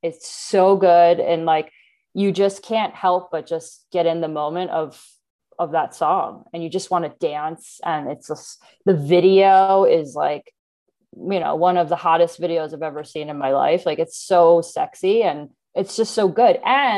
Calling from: Bend, Oregon, United States; also born or lived in Atlanta; Okay, I'm calling in from Bend, Oregon. I've been living here for about 2 years. We moved from Atlanta, Georgia during the pandemic, actually.

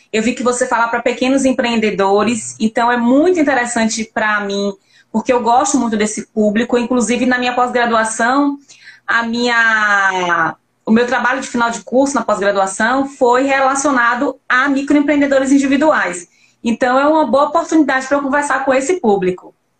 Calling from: Lauro de Freitas, Bahia, Brazil; Eu falo daqui de Lauro de Freitas, Bahia

